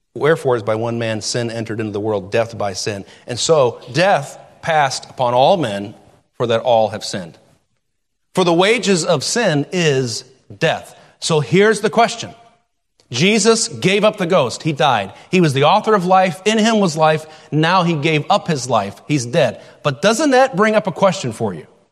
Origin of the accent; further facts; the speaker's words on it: United States; as American citizens